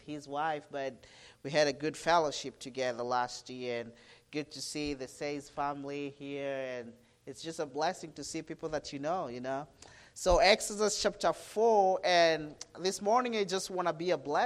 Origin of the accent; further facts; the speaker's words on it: Kenya; I'm from Kenya, Africa